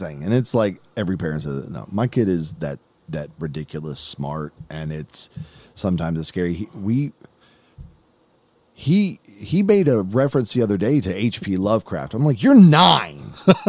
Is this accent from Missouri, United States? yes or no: no; Alabama, United States; From Alabama.